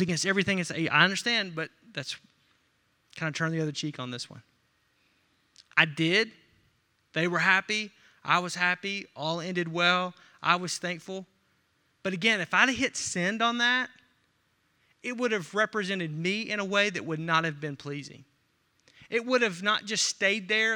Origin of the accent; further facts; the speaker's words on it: Arkansas, United States; I'm from Arkansas